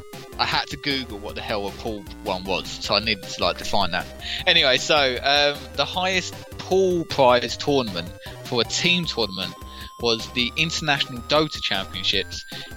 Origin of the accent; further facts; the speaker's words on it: London, United Kingdom; Obviously I grew up in London. If you couldn't tell, listeners.